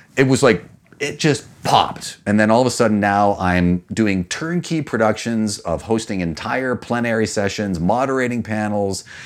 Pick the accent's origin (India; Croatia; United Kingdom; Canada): Canada; also born or lived in New York